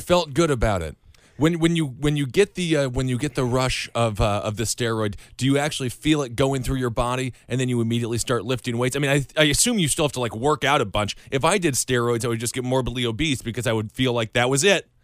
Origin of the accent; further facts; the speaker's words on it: Wisconsin, United States; Wisconsin, the, the home state, my home state